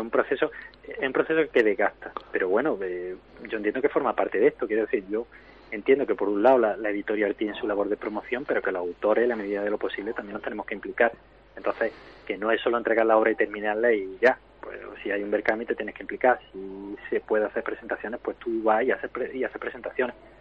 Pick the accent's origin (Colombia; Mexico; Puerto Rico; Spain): Spain; Córdoba, Andalusia; somos de la misma tierra, somos de Córdoba los tres